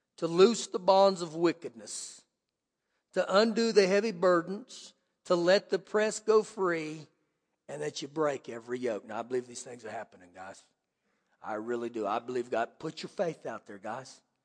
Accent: United States

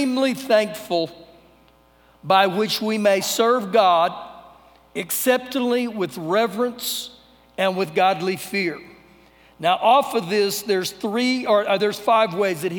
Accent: United States

